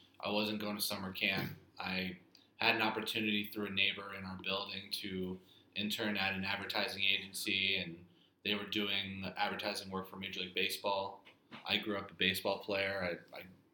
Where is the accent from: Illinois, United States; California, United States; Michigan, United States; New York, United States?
New York, United States; New York City; From New York City. Grew up on the Upper West Side.